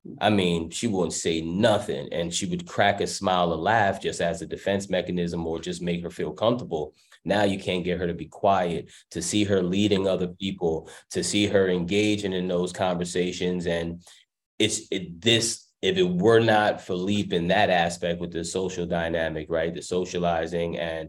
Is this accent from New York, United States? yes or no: yes; New York, United States; moved away as an adult; If I may, for me, I came from New York, so when you all talking about the city buses